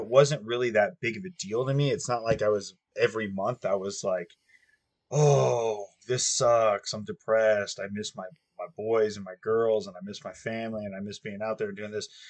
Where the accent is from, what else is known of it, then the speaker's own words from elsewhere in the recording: United States; I'm an American through and through